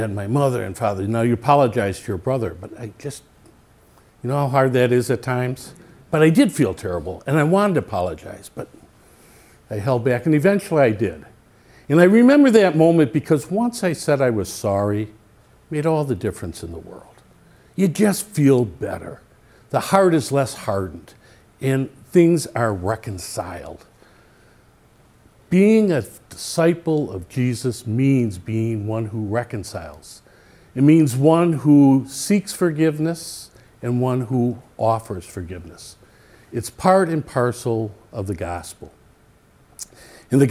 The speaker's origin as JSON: {"language": "English", "town": "Mount Prospect", "region": "Illinois", "country": "United States", "tie": "born or raised there", "said": "I grew up in Mount Prospect"}